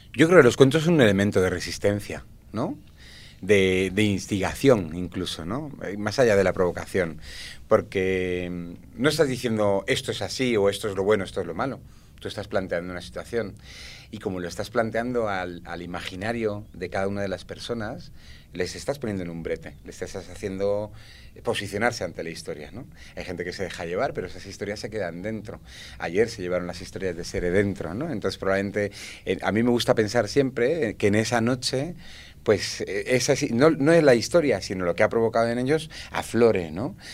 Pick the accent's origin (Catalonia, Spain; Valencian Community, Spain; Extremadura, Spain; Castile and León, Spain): Valencian Community, Spain; yo soy valenciano, yo soy valenciano